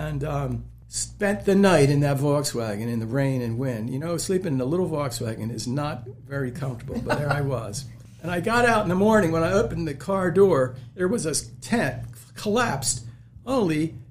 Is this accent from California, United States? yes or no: no; Pennsylvania, United States; accent: Pennsylvania; moved away; also born or lived in Thailand; We lived in Pennsylvania. You can tell by my accent